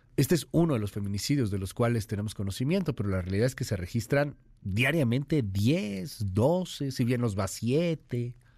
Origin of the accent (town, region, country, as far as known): Mexico